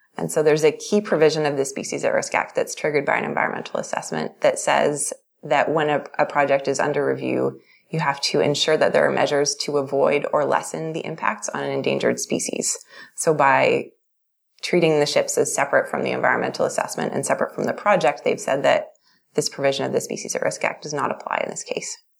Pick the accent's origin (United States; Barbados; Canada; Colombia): Canada; Vancouver, British Columbia; now in Calgary, Canada; I'm originally from Vancouver and I'm now based in Calgary.